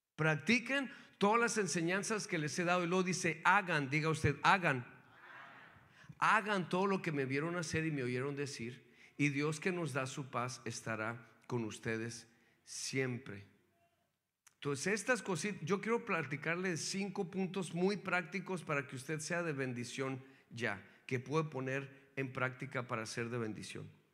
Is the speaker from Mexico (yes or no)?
yes; Mexico; now in United States; yo nací en México